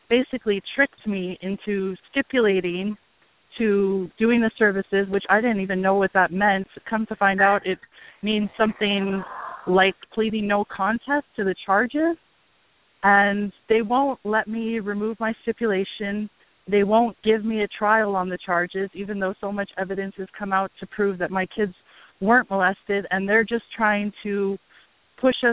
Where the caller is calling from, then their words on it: Hawaii, United States; I'm calling from Hawaii